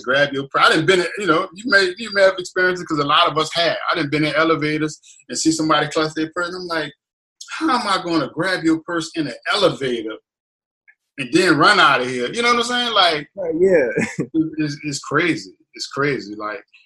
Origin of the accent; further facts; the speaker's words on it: the South, United States; I'm from the South